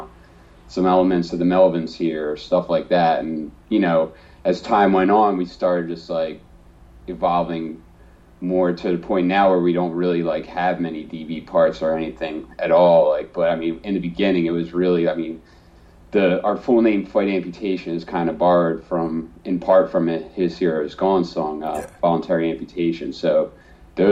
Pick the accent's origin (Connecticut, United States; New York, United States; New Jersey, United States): New Jersey, United States; being from South Jersey, it is kind of like you don't really, you're in the shadow of Philly